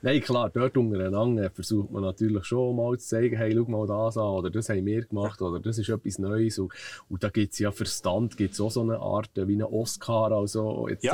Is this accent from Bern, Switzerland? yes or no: yes; Zollikofen, Bern, Switzerland; Aufgewachsen äh, bin ich eigentlich hier in Zollikofen